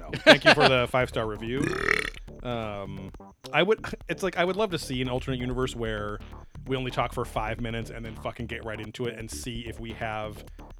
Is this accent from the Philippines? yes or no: yes; Philippines; I'm Filipino.